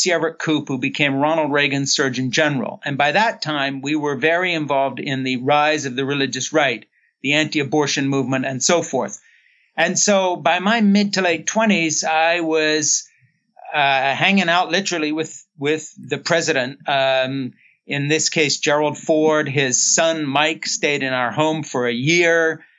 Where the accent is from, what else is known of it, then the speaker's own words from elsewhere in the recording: Switzerland; born there; I was born in Switzerland in 1952 to two missionary parents who had come over at the end of the Second World War to work with kids in bombed out cities.